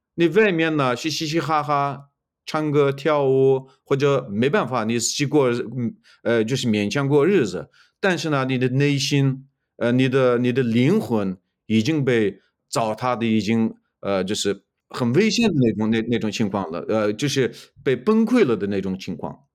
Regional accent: Xinjiang, China; first language Uyghur; Chinese is a second language; moved away as an adult; now in United States; 我是来自，呃，东突厥斯坦，或者来自，呃，中共，呃，就是统治下的新疆维吾尔自治区。呃，我是维吾尔族

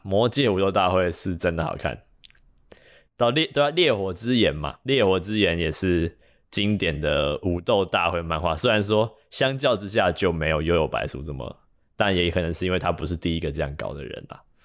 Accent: Taiwan; 我们是台湾人

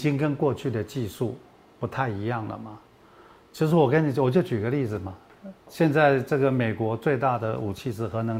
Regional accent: Taiwan; 我们台湾人

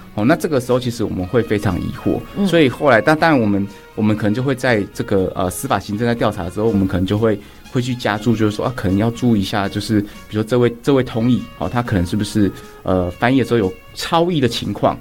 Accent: Taipei, Taiwan; also born or lived in Shuilin, Yunlin; 我们家里的故乡是在云林的水林乡这样子。但是，呃，很小，很小的时候，就是阿公阿嬷有在水林照顾我一两年啊，学龄前，然后后来就在台北长大这样子

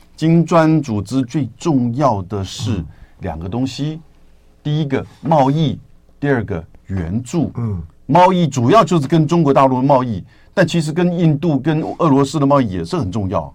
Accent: Taiwan; 我们台湾这边必须要有所了解

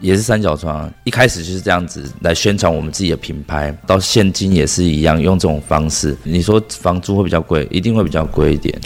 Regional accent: Taiwan; 从小我们在乡下阿嬷带长大

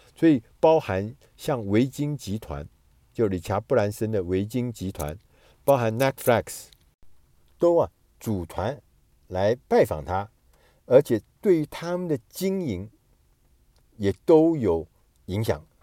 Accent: Taiwan; 我们台湾人所说的台风

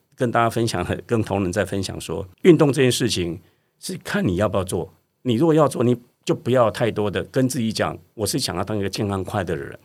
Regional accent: Budai, Chiayi County, Taiwan; moved away; 那嘉义的那个布袋就是我的故乡

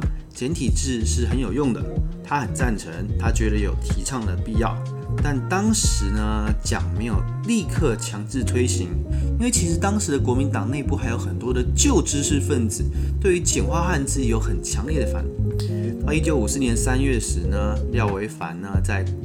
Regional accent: Taiwan; 我们台湾人呢，其实日常生活中也蛮常地写简体字的

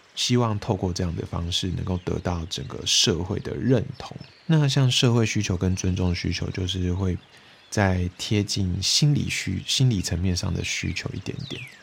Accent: Taiwan; 偶尔会回到我的家乡，然后因为我以前是住在眷村嘛

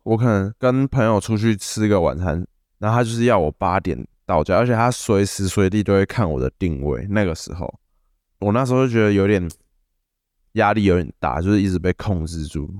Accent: Tainan, Taiwan; 我是来自台南

